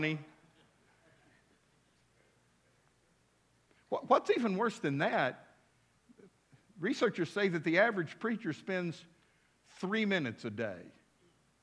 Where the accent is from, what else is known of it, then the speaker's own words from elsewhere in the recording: West Texas, United States; now in Fort Smith, United States; I was raised out in West Texas.